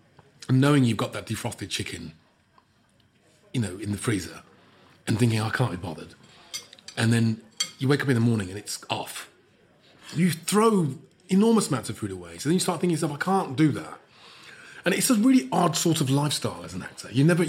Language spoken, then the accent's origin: English; Birmingham, West Midlands, United Kingdom; I'm a Brummie, and you've taken me to a posh restaurant, so I'm going to finish everything.